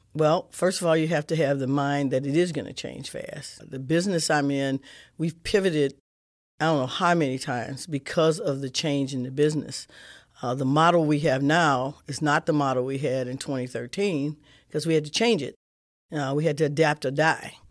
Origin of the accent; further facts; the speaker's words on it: St. Louis, Missouri, United States; I grew up kid in Saint Louis, in the city